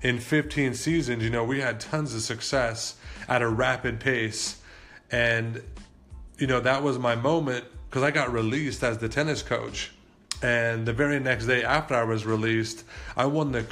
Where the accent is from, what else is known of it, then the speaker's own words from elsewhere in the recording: Las Vegas, Nevada, United States; I was born and raised here in Las Vegas